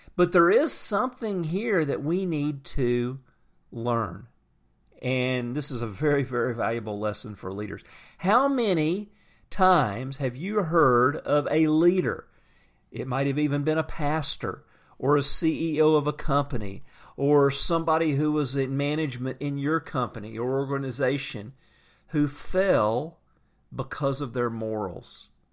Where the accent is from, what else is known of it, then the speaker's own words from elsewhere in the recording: Atlanta, Georgia, United States; I'm from Atlanta. We have horrible traffic